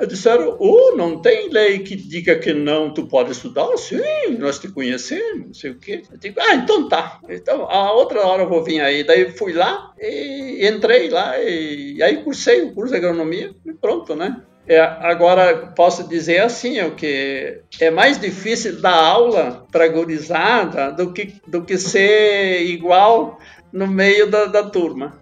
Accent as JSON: {"language": "Portuguese", "town": "Catuípe", "region": "Rio Grande do Sul", "country": "Brazil", "tie": "born or raised there", "also_born_or_lived": "Erechim", "said": "eu sou natural lá de, de Catuípe"}